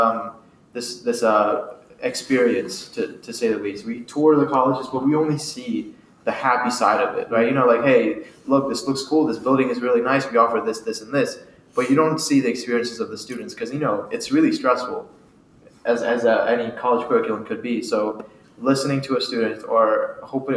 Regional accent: Sussex County, Delaware, United States; also born or lived in India; I immigrated from India when I was about 7 to 8. We moved to Sussex County. I went to middle school and high school with the Woodbridge School District

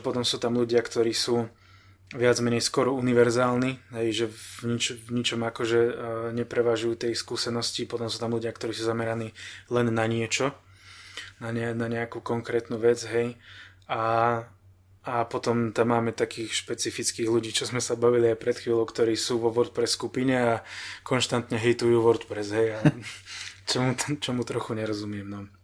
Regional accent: Banská Štiavnica, Banská Bystrica Region, Slovakia; moved away as an adult; now in Ostrava, Czech Republic; narodil som sa v Banskej Štiavnici, tak som tam býval 30 rokov

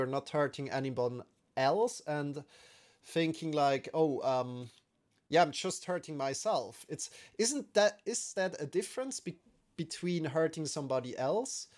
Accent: Switzerland; we're from Switzerland

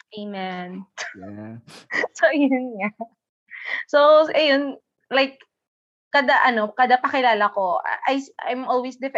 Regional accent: Western Visayas, Philippines; syempre, sa aton, as an Ilonggo woman, bulbul is balahibo.

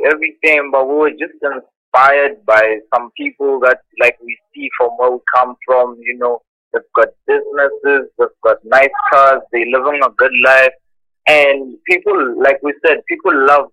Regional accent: Waterval, Limpopo, South Africa; moved away as an adult; now in Pretoria, South Africa; we come from Limpopo. I come from Waterval

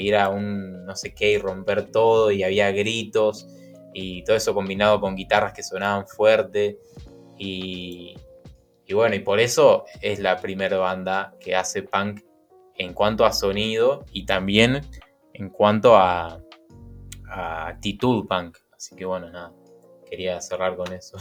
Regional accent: Argentina; como argentino

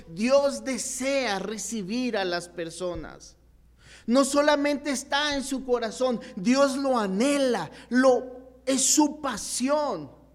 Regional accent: Chihuahua, Mexico; also born or lived in Mexico City

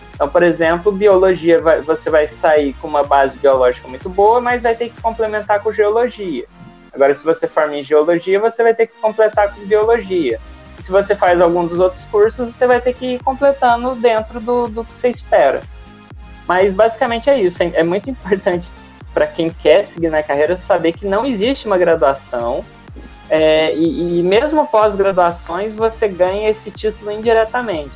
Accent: Uberlândia, Minas Gerais, Brazil; moved away as an adult; also born or lived in Rio de Janeiro / Rio Branco, Acre; now in Manaus, Brazil; sou de Berlândia, Minas Gerais

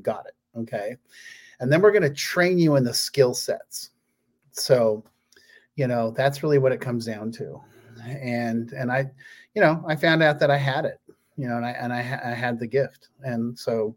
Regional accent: Palo Alto, California, United States; moved away; from my hometown in Palo Alto

